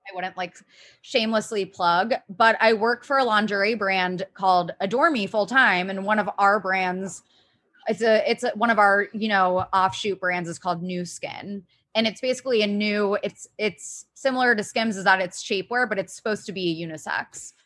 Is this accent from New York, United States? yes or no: no; Ohio, United States; I'm from Ohio